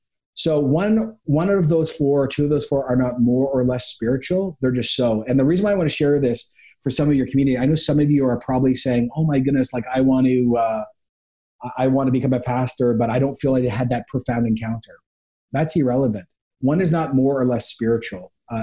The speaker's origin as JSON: {"language": "English", "country": "Ecuador", "tie": "born or raised there", "said": "I grew up actually in Ecuador in the 80s. So I lived a National Geographic experience before the internet, before globalization."}